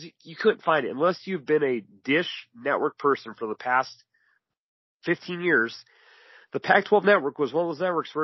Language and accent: English; North Dakota and Alaska, United States; moved away; I grew up in North Dakota and Alaska